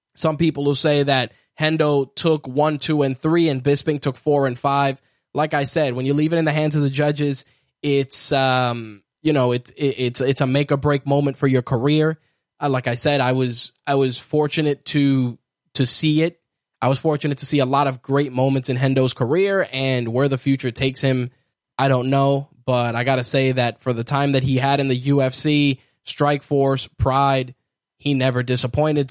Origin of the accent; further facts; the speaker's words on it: New York, United States; as a New Yorker